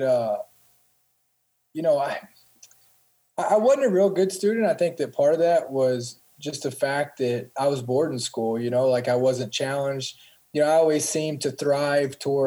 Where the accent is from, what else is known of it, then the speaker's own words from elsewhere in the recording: Columbia, Kentucky, United States; I grew up in a small town, Columbia, Kentucky, and it's South Central Kentucky